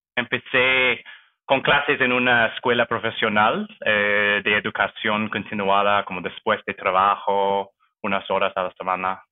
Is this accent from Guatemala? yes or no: no; near Vancouver, British Columbia, Canada; Spanish is a second language; moved away as an adult; now in Toronto, Canada; soy canadiense, nací eh, cerca de Vancouver, en los suburbios, y crecí allá también. Eh, me mudé a Toronto hace siete años.